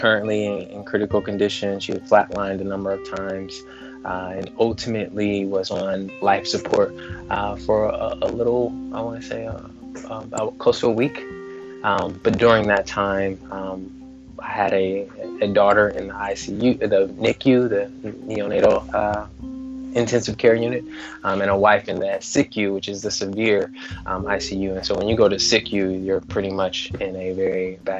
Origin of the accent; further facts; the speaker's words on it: Dayton, Ohio, United States; now in Minneapolis, United States; I was born and raised in Dayton, Ohio, now live in Minneapolis